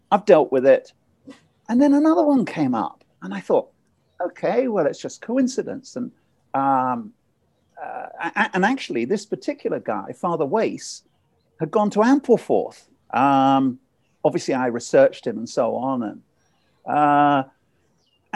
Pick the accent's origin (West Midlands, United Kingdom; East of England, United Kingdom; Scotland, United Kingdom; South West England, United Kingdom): East of England, United Kingdom; Ipswich; my hometown, Ipswich